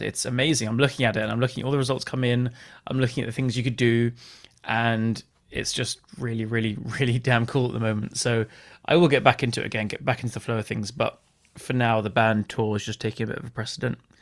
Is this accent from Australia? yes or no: no; England, United Kingdom; me being English